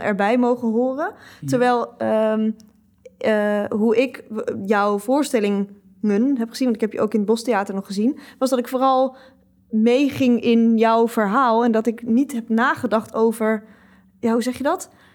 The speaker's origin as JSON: {"language": "Dutch", "area": "Twente", "region": "Overijssel", "country": "Netherlands", "moved": "yes", "lives_now": "Amsterdam, Netherlands", "said": "ik kom uit Twente"}